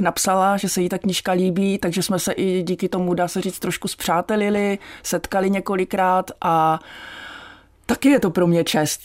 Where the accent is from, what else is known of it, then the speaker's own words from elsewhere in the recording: Ostrava, Moravian-Silesian Region, Czechia; z toho dětství v Ostravě